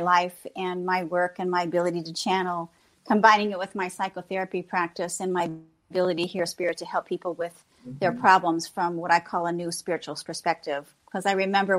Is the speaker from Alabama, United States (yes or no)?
no; Galesburg, Illinois, United States; also born or lived in Lakeland, Florida; I moved back to Illinois, to my hometown here in Galesburg, Illinois